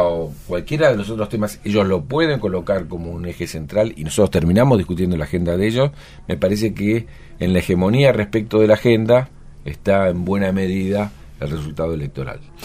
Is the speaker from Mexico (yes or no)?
no; Buenos Aires, Argentina; nuestra problemática particular como porteño